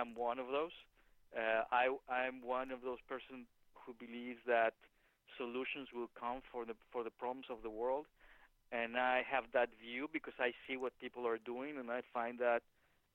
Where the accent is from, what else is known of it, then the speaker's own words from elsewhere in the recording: Mexico; moved away; I am from Mexico